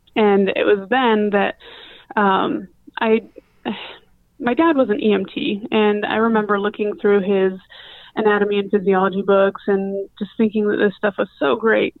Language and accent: English; Price, Utah, United States; moved away as an adult; also born or lived in San Jose, California / Klamath Falls, Oregon / Salt Lake City, Utah; now in St. Louis, United States; I'm originally from Price, Utah. Spent a lot of my childhood in San Jose, California, before going back to Price. Uh, then a couple of years in a small town outside of Klamath Falls, Oregon, before again going back to Price